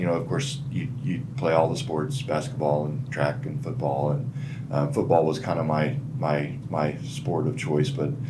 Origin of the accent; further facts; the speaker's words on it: Lebo, Kansas, United States; also born or lived in Wichita, Kansas / Lawrence, Kansas; So Kansas, born and raised, so I was born in Wichita, and the bulk of my family is still there, so my parents and my grandmother on my dad's side. And my aunt and those folks, but yeah, so born in Wichita, but didn't grow up there. Moved to Coffee County, which Lebo is the little town I grew up in.